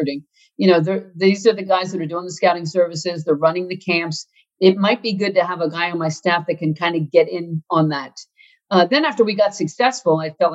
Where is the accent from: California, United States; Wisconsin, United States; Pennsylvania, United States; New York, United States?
Pennsylvania, United States; outside of Philadelphia; as a Catholic kid growing up outside of Philly, the Archdiocese of Philadelphia